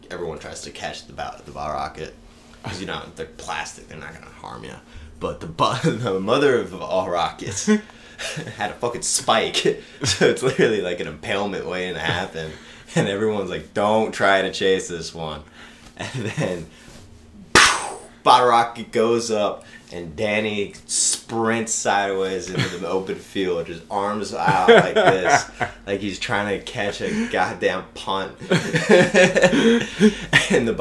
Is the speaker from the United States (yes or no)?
yes; Baltimore, Maryland, United States; moved away as an adult; now in Arizona, United States; I'm from Baltimore